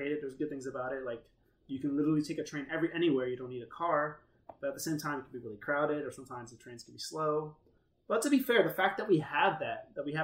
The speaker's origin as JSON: {"language": "English", "town": "New York City", "region": "New York", "country": "United States", "tie": "born or raised there", "said": "New York, I grew up in New York my whole life."}